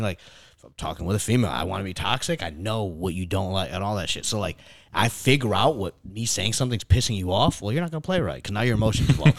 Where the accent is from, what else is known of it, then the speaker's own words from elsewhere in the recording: New York, United States; I'm from New York